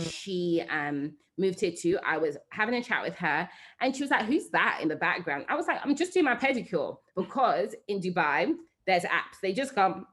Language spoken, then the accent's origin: English; London, United Kingdom; moved away as an adult; also born or lived in Nigeria; I'm a Londoner